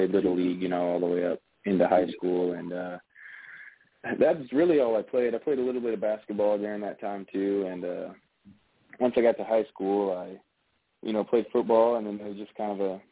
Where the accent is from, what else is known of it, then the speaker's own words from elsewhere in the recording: Alaska, United States; now in Toronto, Canada; growing up in Alaska